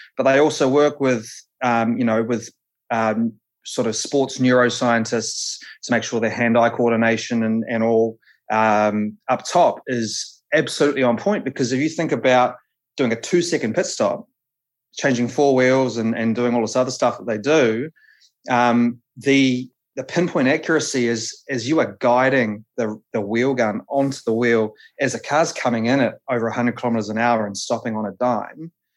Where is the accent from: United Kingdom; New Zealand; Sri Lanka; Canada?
New Zealand; Palmerston North, Manawatū-Whanganui; I'm from Palmy originally, um, so I sort of grew up at the the Manfield race circuit down there